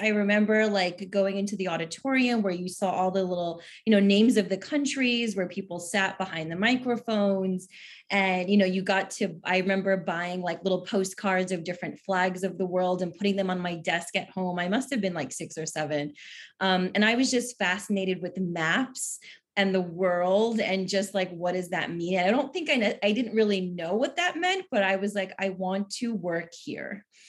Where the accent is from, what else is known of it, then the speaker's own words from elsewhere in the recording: New York, United States; I grew up in New York.